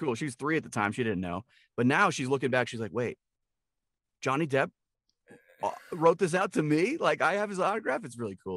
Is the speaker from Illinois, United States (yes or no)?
no; Milwaukee, Wisconsin, United States; moved away as an adult; now in New Mexico, United States; I grew up in Milwaukee, Wisconsin